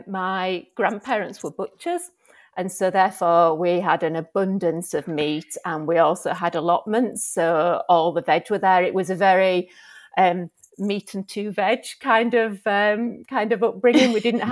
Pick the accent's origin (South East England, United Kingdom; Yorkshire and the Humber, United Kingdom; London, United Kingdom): Yorkshire and the Humber, United Kingdom; Huddersfield; And I'm from a town called Huddersfield.